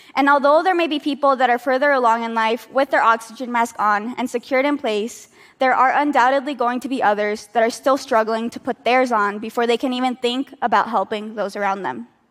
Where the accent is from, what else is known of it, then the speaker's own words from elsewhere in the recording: United States; now in New York, United States; Despite being American citizens